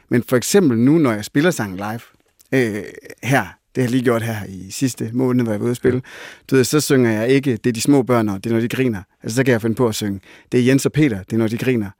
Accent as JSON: {"language": "Danish", "region": "Jutland", "country": "Denmark", "said": "jeg er sygt meget fra Jylland"}